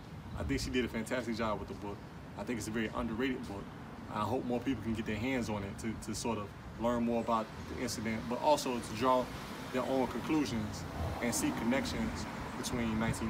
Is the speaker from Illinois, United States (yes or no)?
yes; Chicago, Illinois, United States; As a lifelong Chicagoan, I was born and raised in Chicago. I currently live in Chicago. I'm on the South Side, 77th and Bennett, right now